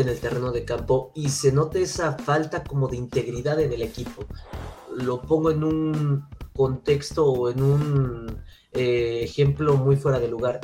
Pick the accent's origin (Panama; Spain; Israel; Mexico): Mexico; como aficionado mexicano